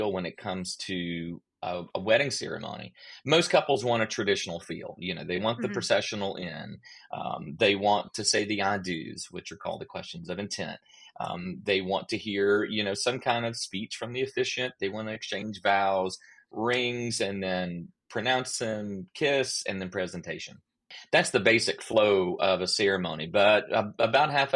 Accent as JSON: {"language": "English", "area": "outside of Athens", "region": "Georgia", "country": "United States", "tie": "born or raised there", "said": "I grew up outside of Athens, Georgia, a little small town, you know, water tower town, as they say"}